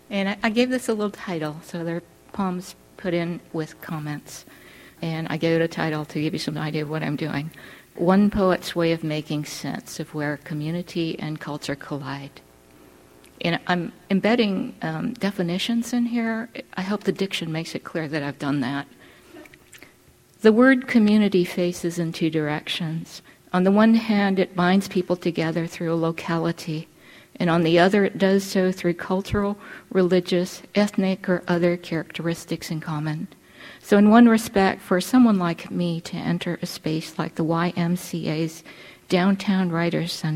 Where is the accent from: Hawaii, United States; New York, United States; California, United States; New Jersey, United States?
Hawaii, United States; Honolulu; moved away as an adult; I grew up on the slopes of Punchbowl, the National Memorial Cemetery of the Pacific